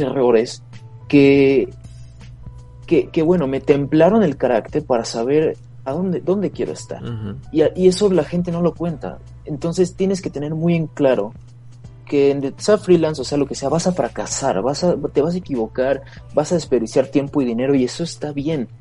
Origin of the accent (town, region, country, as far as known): Mexico